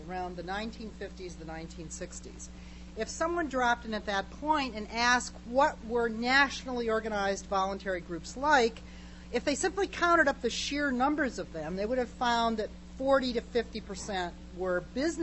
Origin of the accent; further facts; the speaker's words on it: Michigan, United States; moved away; I grew up in Michigan